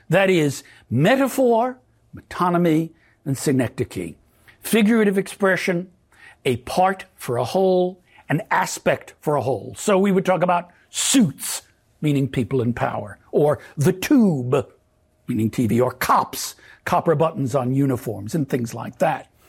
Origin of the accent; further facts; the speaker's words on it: New York City, New York, United States; now in Southern California, United States; I grew up in Brooklyn, New York, in the nineteen fifties and sixties in a Yiddish-speaking household